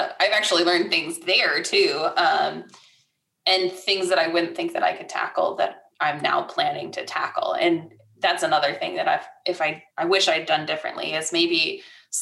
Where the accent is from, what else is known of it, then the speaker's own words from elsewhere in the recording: Michigan, United States; moved away as an adult; now in Tulsa, United States; I come from Michigan